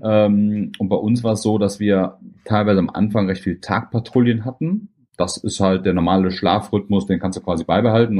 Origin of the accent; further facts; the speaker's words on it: Germany; ich bin extra aus Deutschland gekommen